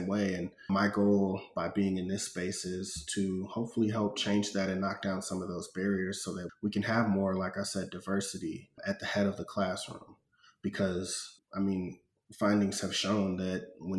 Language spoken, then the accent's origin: English; St. Louis, Missouri, United States; growing up in St. Louis